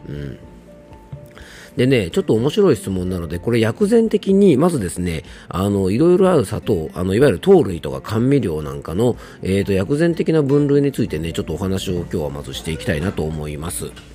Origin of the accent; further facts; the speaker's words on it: Japan; 僕の地元の伊佐温泉